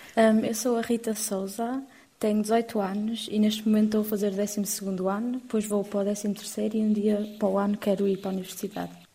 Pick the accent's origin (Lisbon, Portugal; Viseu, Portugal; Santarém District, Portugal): Lisbon, Portugal; moved away; Lisboa é, é o meu sítio, é a minha cidade